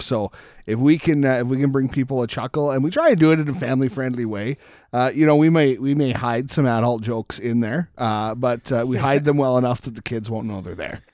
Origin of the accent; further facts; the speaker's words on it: Canada; as Canadian